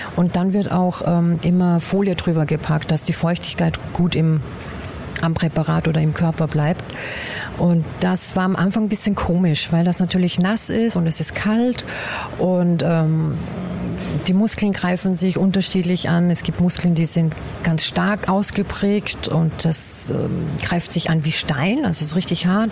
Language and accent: German; Bad Ischl, Upper Austria, Austria; now in Guben, Germany; Ich komme ursprünglich aus Oberösterreich, aus Bad Ischl, um genau zu sein.